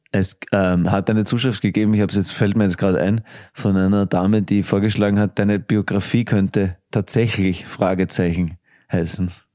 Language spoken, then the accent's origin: German; Graz, Styria, Austria; ich bin ein Grazer Gaut